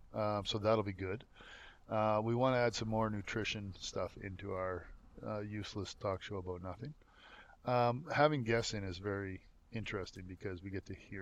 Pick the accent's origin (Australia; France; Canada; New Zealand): Canada; I'm a Canadian inspiration story.